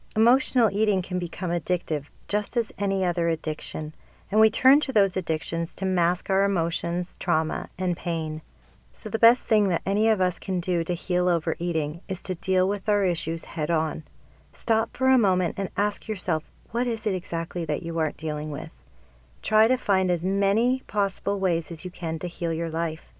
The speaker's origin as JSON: {"language": "English", "country": "Canada", "said": "being Canadian"}